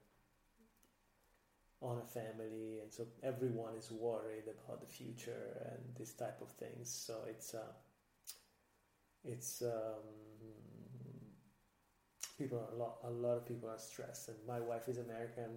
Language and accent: English; Lucca, Tuscany, Italy; I grew up 20 minutes outside of the center of Lucca